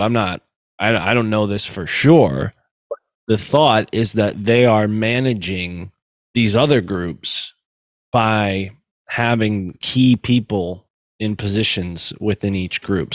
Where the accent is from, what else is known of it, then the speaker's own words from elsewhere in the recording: Connecticut, United States; Connecticut, which is where I'm from